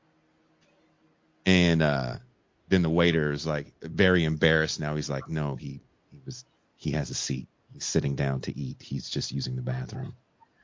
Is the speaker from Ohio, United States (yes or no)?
no; California, United States; moved away as an adult; now in Baja California, Mexico; I grew up in California